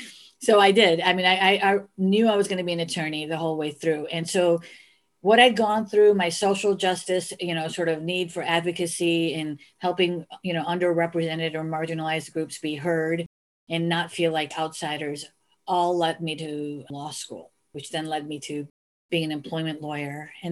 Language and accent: English; Chicago, Illinois, United States; born there; So I was actually conceived in India. and I was born in Chicago. So I was came out being in the middle of the American and the Indian culture.